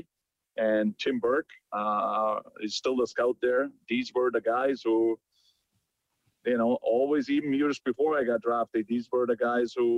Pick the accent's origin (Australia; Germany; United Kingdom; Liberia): Germany; moved away; me being from Germany